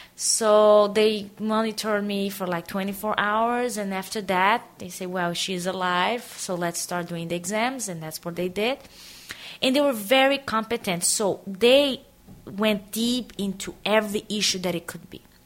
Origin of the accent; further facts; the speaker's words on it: Aracaju, Sergipe, Brazil; moved away as an adult; also born or lived in Tanzania / South Korea; I grew up in Brazil, in a city called Aracaju, is in the northeast of Brazil